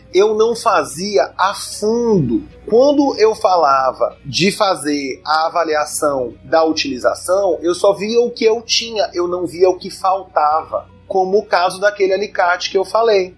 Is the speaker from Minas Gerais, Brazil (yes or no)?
no; Maranhão, Brazil; also born or lived in São Paulo; regressando aqui para o Maranhão